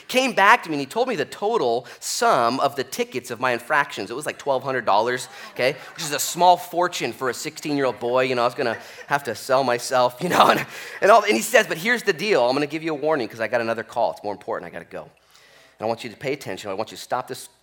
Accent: Newport, Oregon, United States; We grew up here in Newport, and we were 16

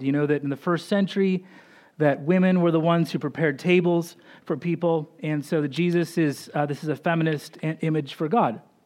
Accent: Boise, Idaho, United States; we grew up in Boise, Idaho

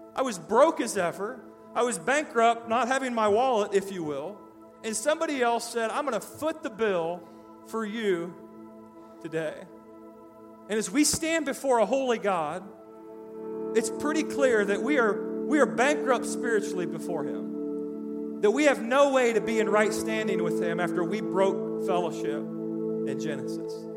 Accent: Decatur, Indiana, United States; moved away; I lived in uh, Decatur, Indiana, my hometown

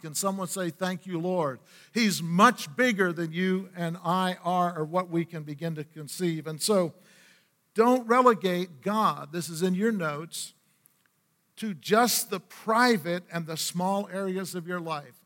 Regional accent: Aroostook County, Maine, United States; moved away; also born or lived in northeastern Pennsylvania near Scranton / West Virginia; being raised in a Rooster County and in the state of Maine

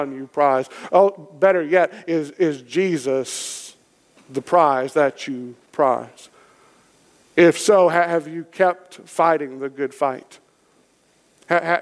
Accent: Kentucky, United States; I'm from Kentucky. It's in my blood

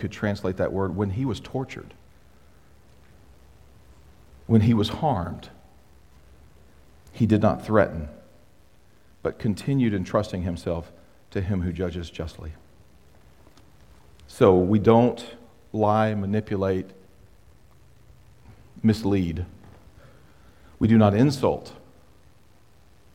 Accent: United States; I am a proud American citizen

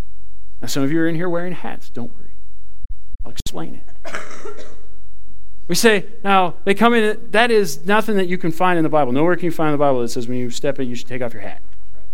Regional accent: Ireland; I thought it was okay because I'm Irish. I thought I got a pass on that one. You don't get a pass on it because you're Irish.

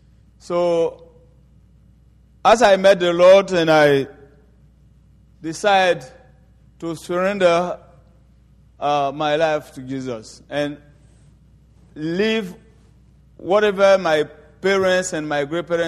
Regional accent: Côte d’Ivoire; I am from the Baoulé tribe in Ivory Coast. And the tribe I'm from is a tribe that worship highly the devil and witchcraft.

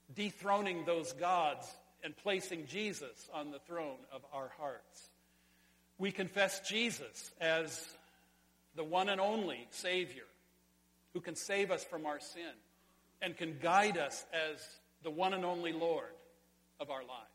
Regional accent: Sonora, California, United States; in California, in my hometown, at the Sonora High School swimming pool high dive

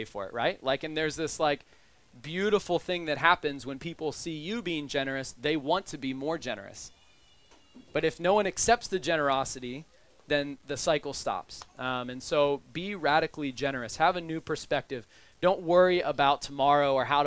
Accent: United States; I am a white man who is upper middle class, and I'm American

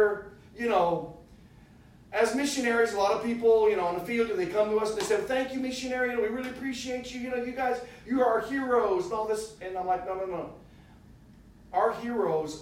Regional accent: United States; we're from the United States.

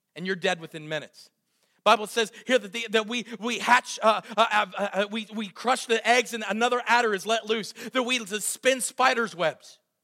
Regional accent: Southwestern Pennsylvania, United States; I was raised in Southwestern PA like many of you

